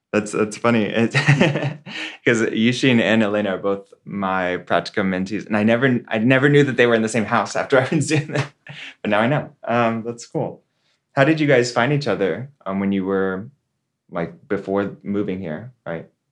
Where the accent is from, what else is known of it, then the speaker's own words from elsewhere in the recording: Texas, United States; now in San Francisco, United States; my home state, right, in Texas